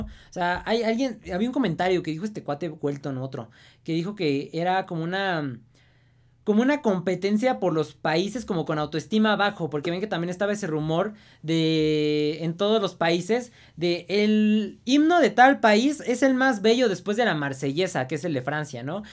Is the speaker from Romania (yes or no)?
no; Mexico